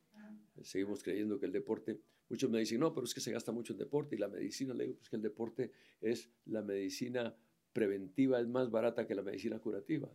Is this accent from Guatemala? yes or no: yes; Guatemala; Guatemala es mi país, porque soy guatemalteco natural